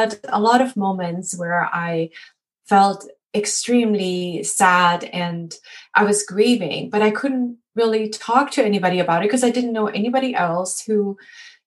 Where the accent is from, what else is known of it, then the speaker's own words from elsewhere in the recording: Germany; moved away; I'm actually originally from Germany